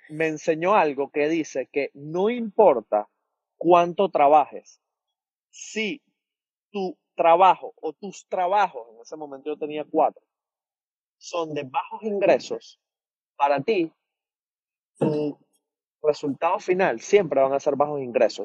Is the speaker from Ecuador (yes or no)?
no; Venezuela; moved away as an adult; now in United States; yo vengo de bartender de Venezuela